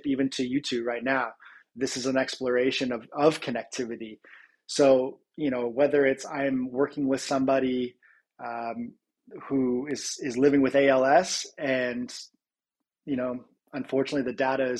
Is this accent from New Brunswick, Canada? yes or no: no; Georgetown, Ontario, Canada; also born or lived in Toronto; it all started from Georgetown, Ontario